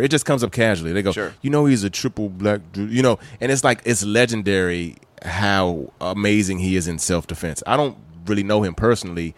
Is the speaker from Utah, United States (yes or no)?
no; Maryland, United States; also born or lived in Bahamas; I was born in the Bahamas, but I was raised in Maryland. So I, grew up in Maryland